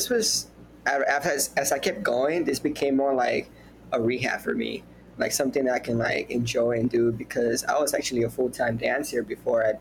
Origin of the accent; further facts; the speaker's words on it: Houston, Texas, United States; I'm from Houston, Texas